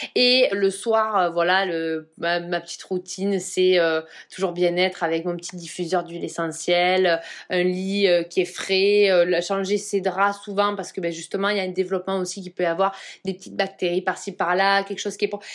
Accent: Provence-Alpes-Côte d'Azur, France; je suis de Provence

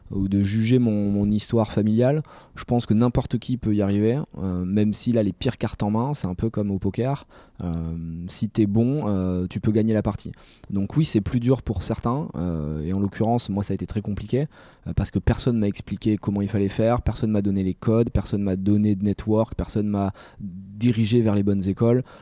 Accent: Bordeaux, Nouvelle-Aquitaine, France; accent: Bordeaux; je suis né {S1} à Bordeaux, un euh, bordelais. Un bordelais.

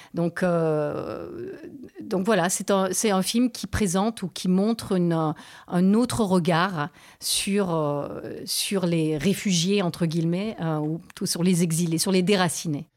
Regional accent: Canada; moved away as an adult; also born or lived in Beirut, Lebanon; now in France; mon père est libanais, ma mère est canadienne. J'ai grandi au Canada.

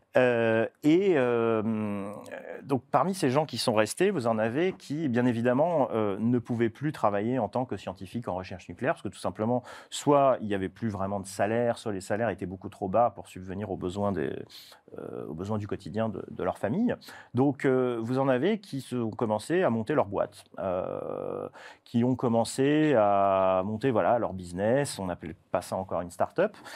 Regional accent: Toulon, Provence-Alpes-Côte d'Azur, France; chez moi, je viens de Toulon

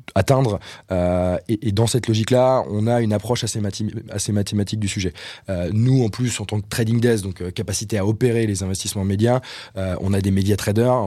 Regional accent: Brittany, France; moved away as an adult; also born or lived in Nantes / Reims / Paris; je viens de, je viens de Bretagne

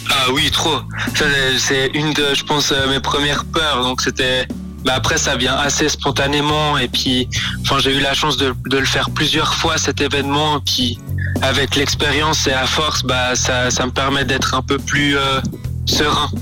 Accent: Vevey, Vaud, Switzerland; je viens de Vevey

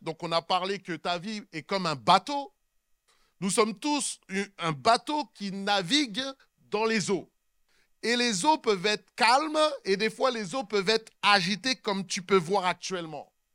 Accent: Sainte-Anne, Guadeloupe; moi je suis de Sainte-Anne

